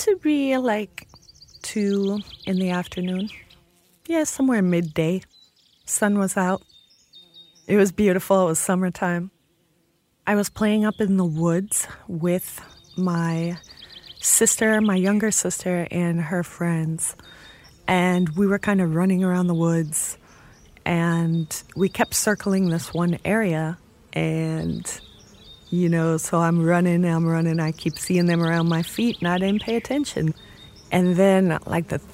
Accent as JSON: {"language": "English", "town": "Chicago", "region": "Illinois", "country": "United States", "said": "I'm from Chicago, Illinois"}